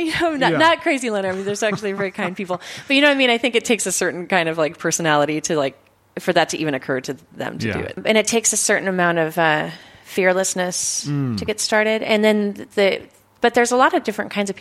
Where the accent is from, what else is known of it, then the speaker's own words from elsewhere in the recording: Philomath, Oregon, United States; also born or lived in Kings Valley, Oregon; I grew up, you know, in Kings Valley, which is mm-hmm. a ghost town now. But then I went to school in Philomath, Oregon